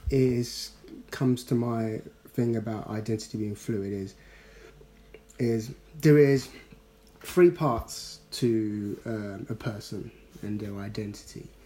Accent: London, United Kingdom; Normally, if someone had said, oh, so where are you from? I would have said, I'm from South London.

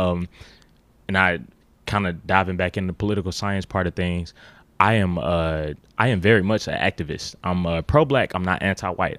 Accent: Memphis, Tennessee, United States; I grew up uh, Orange Mound, uh, Midtown, South Memphis

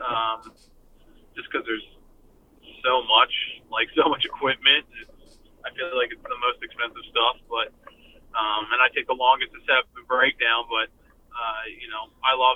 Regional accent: Doylestown, Pennsylvania, United States; Growing up in Doylestown, as far as going to shows, because we didn't have any venues

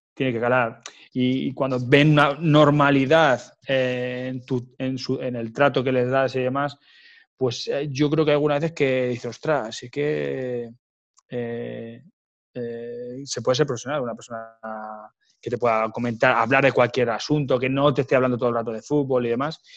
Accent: Ciudad Real province, Castilla-La Mancha, Spain; moved away as an adult; estaba en mi pueblo, en Portugal, Ciudad Real

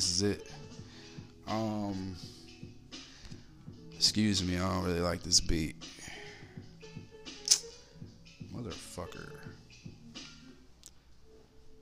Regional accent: Little Rock, Arkansas, United States; I'm from Little Rock

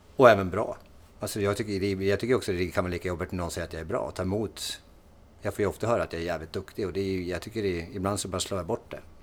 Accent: Timrå, Västernorrland County, Sweden; jag har en dialekt, för att jag är från Timrå

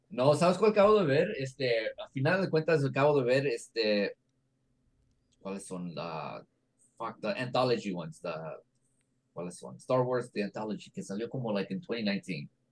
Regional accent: Mexico; los mexicanos hablamos español.

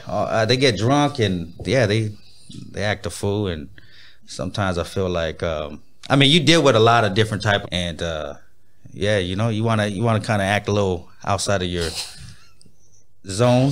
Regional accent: Pomona, California, United States; now in Inland Empire, United States; I was born in Pomona

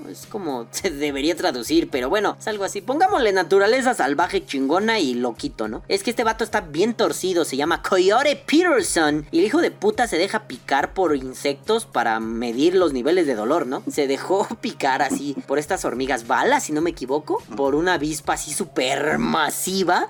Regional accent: Mexico; Los mexicanos

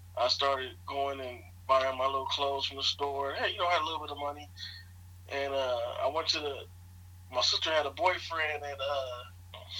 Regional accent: Los Angeles, California, United States; also born or lived in San Bernardino, California; I was born in Los Angeles, California. Lived there until maybe my teenage years and moved to San Bernardino, California

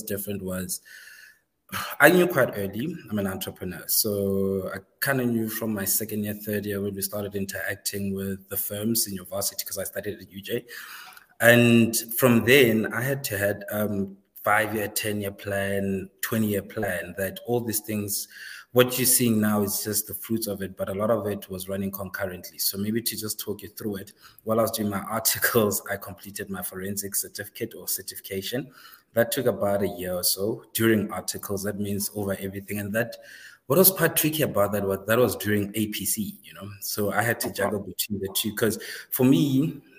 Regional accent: Seshego, Limpopo, South Africa; I grew up in the north, beyond the wall there, Limpopo. Grew up in a small township.

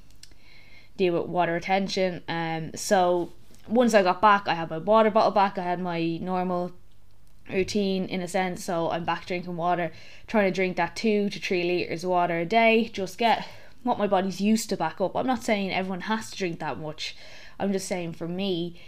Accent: Ireland; The curse of being Irish

